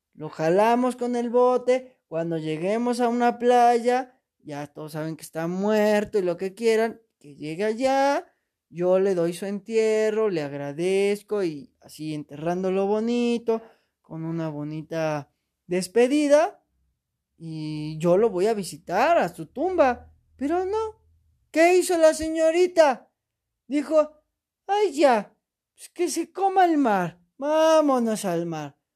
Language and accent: Spanish; Mexico; soy mexicano